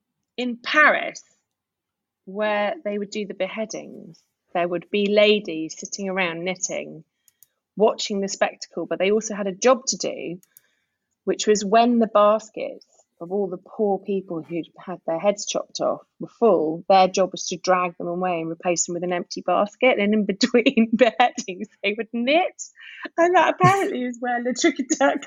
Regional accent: Guernsey; moved away; I am originally from Guernsey

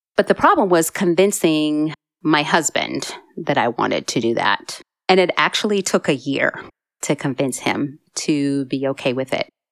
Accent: Massachusetts, United States; moved away; I'm originally from Massachusetts

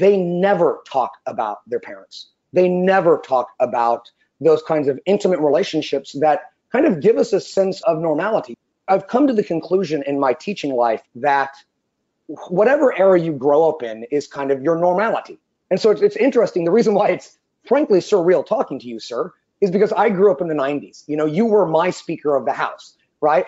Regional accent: California, United States; Being a Californian

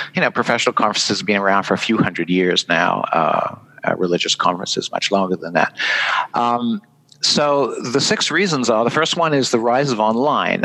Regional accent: United Kingdom; accent: British; moved away as an adult; now in Vermont, United States; I'm a Brit.

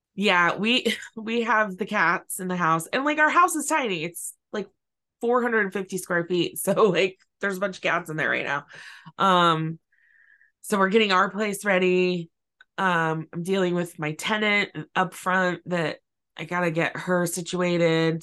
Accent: California, United States; also born or lived in San Francisco Bay Area; I've lived in California since I was four

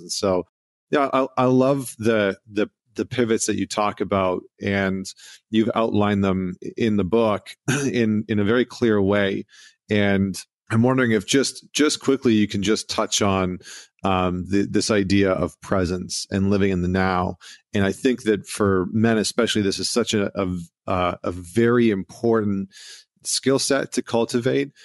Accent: Canada; being a Canadian boy

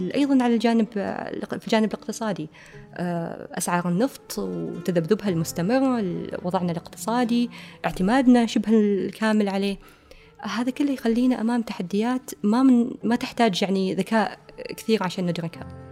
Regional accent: Oman; كمواطنين إحنا عمانيين هذه بلدنا

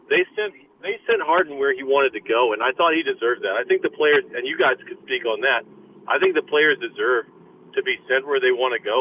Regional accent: San Antonio, Texas, United States; I'm from San Antonio

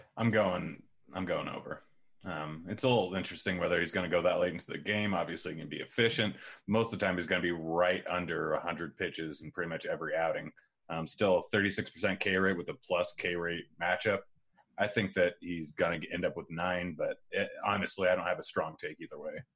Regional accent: Pacific Northwest, United States; I grew up saying pop my entire life, and I'm from the Pacific Northwest.

